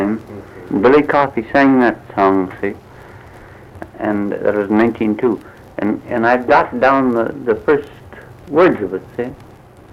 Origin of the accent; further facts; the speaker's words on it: Peterborough, Ontario, Canada; moved away as an adult; also born or lived in Orillia, Ontario / Gravenhurst, Ontario / Bracebridge, Ontario; now in United States; I was born in Peterborough, Canada, but I later went to Aurelia and worked in mills in Gravenhurst and Bracebridge